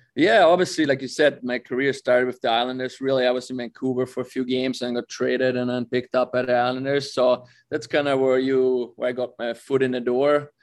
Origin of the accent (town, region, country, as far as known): Austria; born or raised there